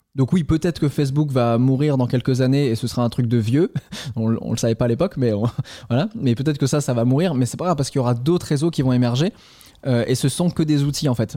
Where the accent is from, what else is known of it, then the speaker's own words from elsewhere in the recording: Caen, Normandy, France; moved away as an adult; also born or lived in Toulouse; je suis de Normandie, je suis de Caen au départ